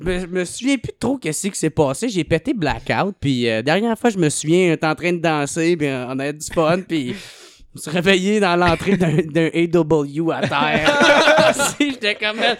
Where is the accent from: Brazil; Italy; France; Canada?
Canada; Gatineau, Quebec; je viens de Gatineau